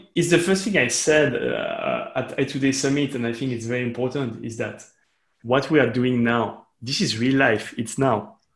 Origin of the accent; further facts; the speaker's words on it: Switzerland; I'm from Switzerland, which is a very interesting country and very specific country